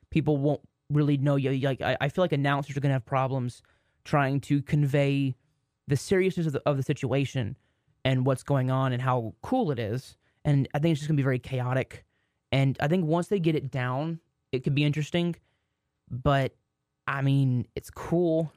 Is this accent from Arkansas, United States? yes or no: no; Waxahachie, Texas, United States; my hometown, Waxahachie